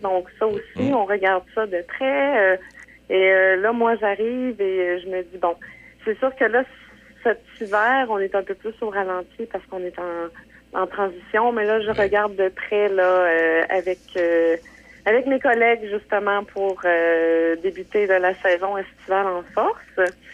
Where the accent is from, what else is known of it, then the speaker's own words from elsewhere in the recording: Quebec City, Quebec, Canada; also born or lived in Montreal; je suis native euh, de Québec